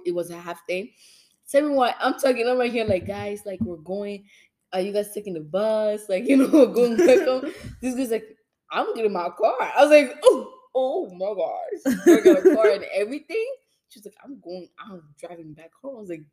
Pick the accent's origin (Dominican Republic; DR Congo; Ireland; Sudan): DR Congo; we're like from Congo